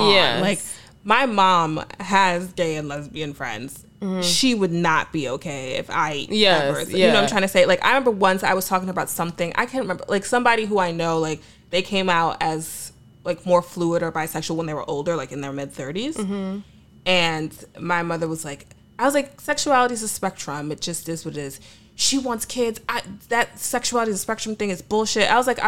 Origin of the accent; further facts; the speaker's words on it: United States; I'm American